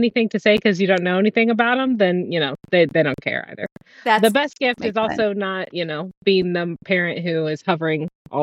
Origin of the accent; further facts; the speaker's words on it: Missouri, United States; I'm from Missouri, currently residing in Kansas City, Missouri, and we travel a lot.